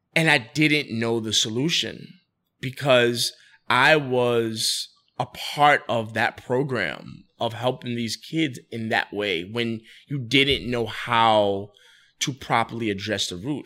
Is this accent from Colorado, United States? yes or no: no; New York City, New York, United States; moved away as an adult; now in Wilmington, United States; I'm born and raised in the Bronx. So I lived in the Bronx for roughly twenty-three, twenty-four years